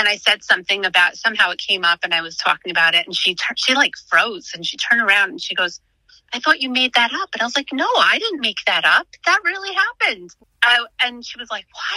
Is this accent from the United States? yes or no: yes; Long Island, New York, United States; moved away as an adult; now in Pennsylvania, United States; I grew up on Long Island and we moved out to Pennsylvania about 5.5 years ago